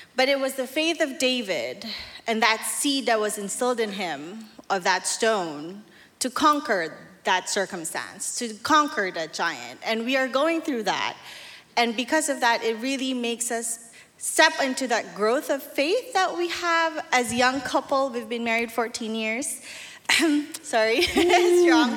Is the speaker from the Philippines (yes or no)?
yes; Manila, Metro Manila, Philippines; moved away; I'm from Manila, Philippines.